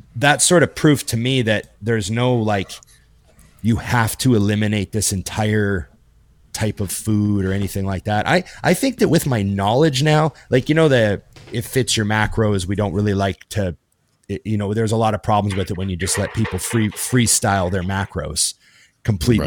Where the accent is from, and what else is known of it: Canada; born or raised there